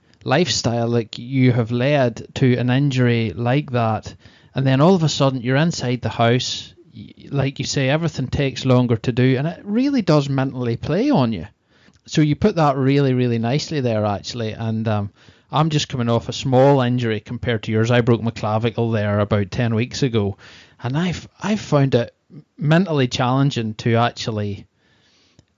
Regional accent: Northern Ireland, United Kingdom; moved away as an adult; now in Malta; I'm originally from Ireland, Northern Ireland.

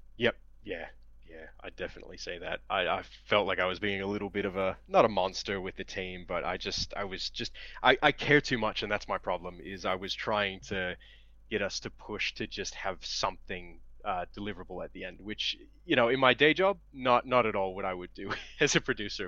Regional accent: Cleveland, Ohio, United States; moved away as an adult; now in Australia; I'm originally from Cleveland, Ohio, in the U.S.

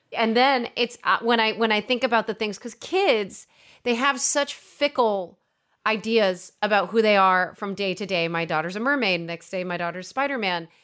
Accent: East Coast, United States; We're both from the East Coast

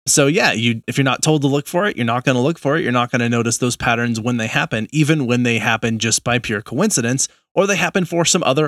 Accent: New England, United States; accent: New England; That was my New England accent.

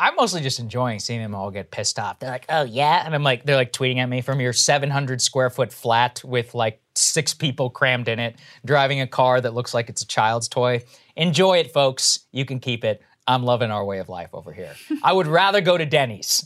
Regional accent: Texas, United States; I'm Indian and I grew up in Texas

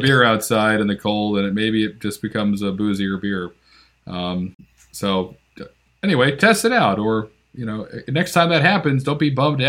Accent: Northeast, United States; I'm from the Northeast

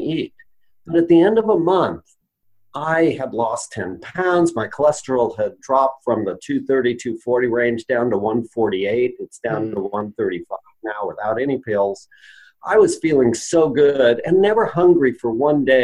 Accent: Roseburg, Oregon, United States; I started a lifestyle medicine practice in my hometown of Roseburg, Oregon

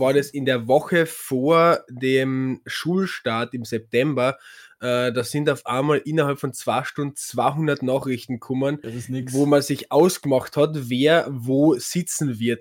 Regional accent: Carinthia, Austria; bei uns in Kärnten

